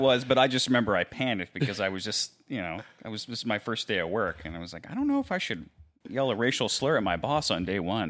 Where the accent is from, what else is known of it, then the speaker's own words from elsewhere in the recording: Mechanicsville, Maryland, United States; moved away as an adult; now in Dallas, United States; I'm originally from Maryland, a little place called Mechanicsville, which is in southern Maryland.